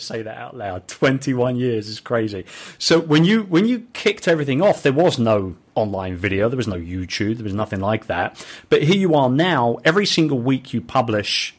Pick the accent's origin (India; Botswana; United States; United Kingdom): United Kingdom; England; I'm English